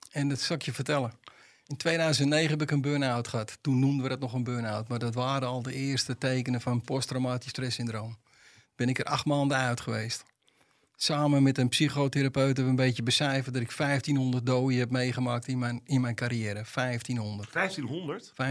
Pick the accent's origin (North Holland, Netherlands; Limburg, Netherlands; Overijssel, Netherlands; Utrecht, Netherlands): North Holland, Netherlands; Amsterdam; En moet je voorstellen, als Amsterdammer loop je altijd alleen